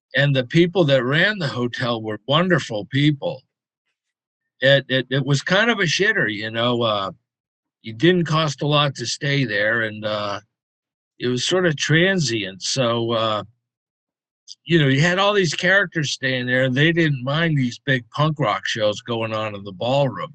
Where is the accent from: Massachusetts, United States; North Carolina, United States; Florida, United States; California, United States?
Massachusetts, United States; Concord; also born or lived in Boston; Concord, uh, right outside of Boston.